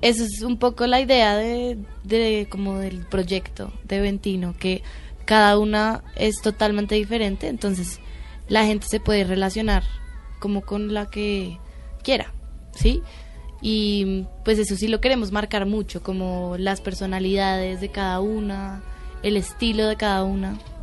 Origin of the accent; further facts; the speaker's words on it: Colombia; somos colombianas